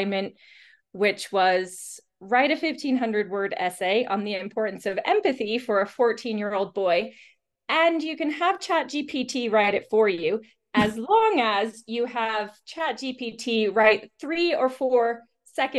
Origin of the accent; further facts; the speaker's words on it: Iowa, United States; moved away; also born or lived in United Kingdom; I'm American, so grew up here